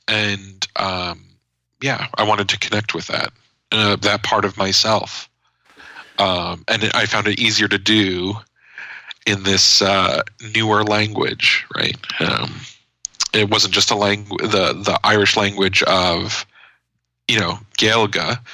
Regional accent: United States; as an American

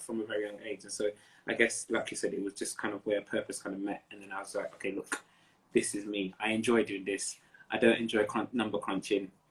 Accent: Nigeria; I'm Nigerian. Um, Nigerian. Both, both my parents are Yoruba

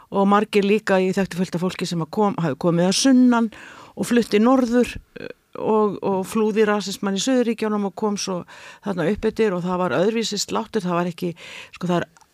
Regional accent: Iceland; moved away as an adult; also born or lived in United States; ég er frá Íslandi

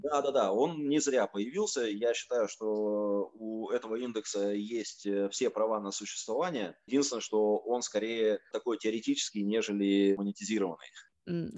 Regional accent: Novosibirsk, Novosibirsk Oblast, Russia; moved away as an adult; also born or lived in United States; Я сам родом из Новосибирска, я покинул родной город, когда мне было 19 лет

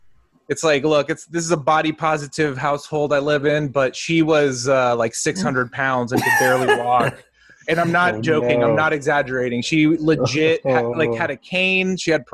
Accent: Connecticut, United States; I'm from Connecticut, but you know.

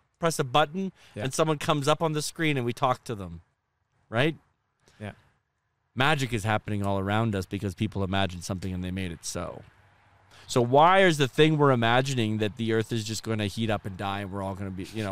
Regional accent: Red Deer, Alberta, Canada; Red Deer, which is my hometown, which is, happens to be between Edmonton and Calgary.

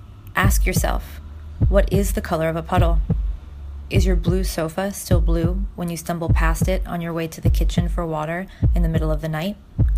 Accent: New York City, New York, United States; Born and raised. Native New Yorker.

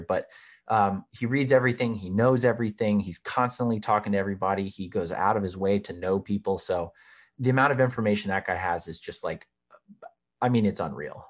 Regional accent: Charleston, South Carolina, United States; moved away; also born or lived in Washington, D.C.; I am originally from Charleston, South Carolina

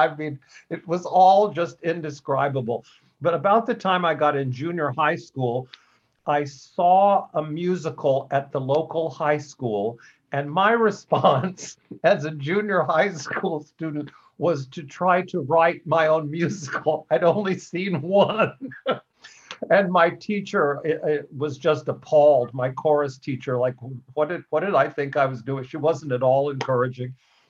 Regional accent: Oklahoma, United States; I grew up in Oklahoma. I was born in 1948, so I really grew up in the 50s in Oklahoma

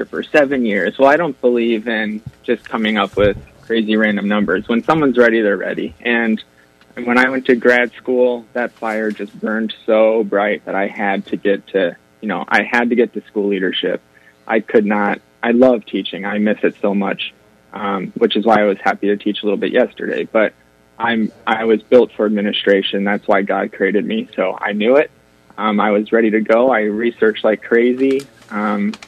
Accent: Dyersville, Iowa, United States; now in Des Moines, United States; I grew up in Dyersville

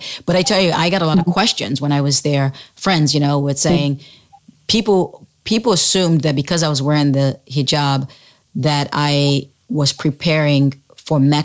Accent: Sierra Leone; now in United States; when I was growing up in Sierra Leone back then

